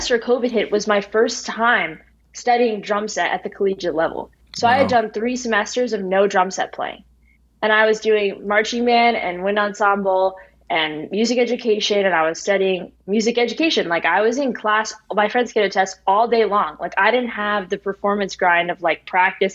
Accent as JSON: {"language": "English", "region": "New Jersey", "country": "United States", "tie": "born or raised there", "also_born_or_lived": "Bloomington, Indiana", "moved": "as an adult", "lives_now": "Los Angeles, United States", "said": "where I grew up in New Jersey"}